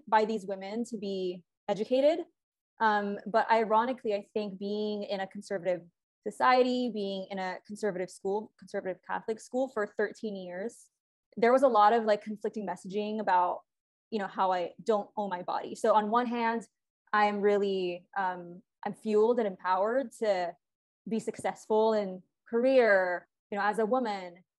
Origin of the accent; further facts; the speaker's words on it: Philippines; moved away as an adult; now in Los Angeles, United States; I was actually born and raised in the Philippines. Um, I moved to LA when I was 18.